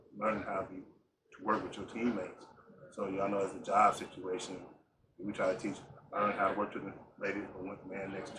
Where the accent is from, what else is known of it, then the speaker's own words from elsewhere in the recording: Bells, Tennessee, United States; moved away; also born or lived in Atlanta, Georgia; I'm from Bellbrook. So I tell the story all the time. When I left Tennessee and went to Atlanta to play basketball